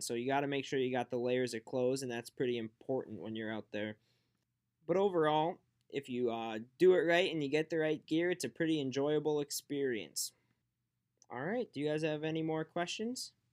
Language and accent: English; Fargo, North Dakota, United States; back down in Fargo, where my hometown is